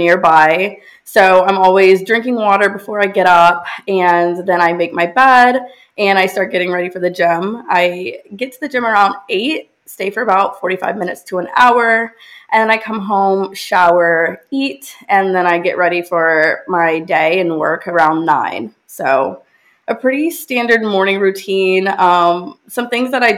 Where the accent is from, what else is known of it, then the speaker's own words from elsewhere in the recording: South Carolina, United States; now in Houston, United States; I'm from South Carolina, but I currently live in Houston, Texas